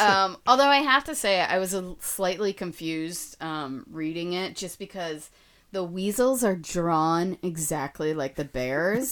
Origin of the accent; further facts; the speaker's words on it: Florida, United States; I'm from Florida, so I'm a Disney girl